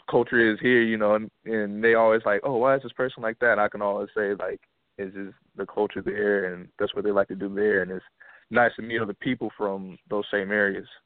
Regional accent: Columbia, South Carolina, United States; also born or lived in Germany / New York; Well, actually, I, I grew up in Columbia, South Carolina

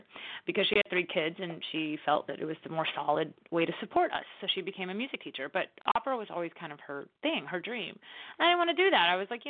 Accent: the South, United States; I grew up basically in the Bible Belt, you know, I mean, it's a very big part of the culture down here.

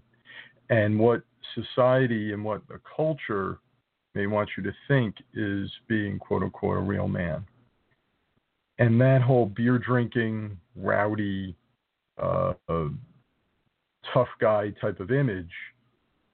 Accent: New Jersey, United States; another Jersey guy

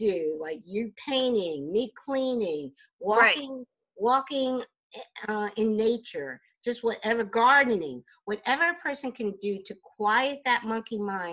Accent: New Jersey, United States; I'm born and raised in Jersey

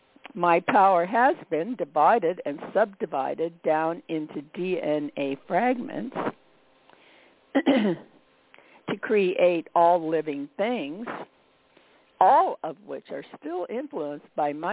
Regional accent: Midwest, United States; because I came from the Midwest where we had seasons, you know

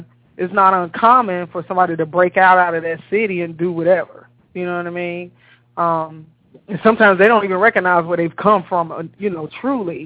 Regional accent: Chicago, Illinois, United States; also born or lived in Savannah, Georgia / Florida; now in Atlanta, United States; I'm born and raised in Chicago, but I left Chicago in 93, and I've been south ever since

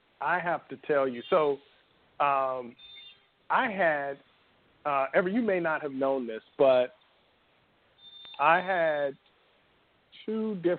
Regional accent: Miami, Florida, United States; I grew up in Miami, Florida, working class parents. We were just basic people, hardworking, and really hadn't seen like the rest of the world, right?

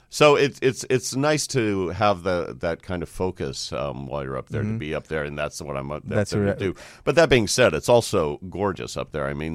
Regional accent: Sacramento, California, United States; I grew up in Sacramento.

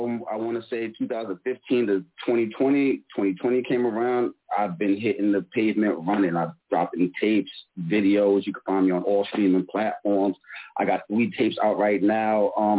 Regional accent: New York City, New York, United States; now in New Jersey, United States; I'm in Jersey now. I'm from the Bronx originally, though.

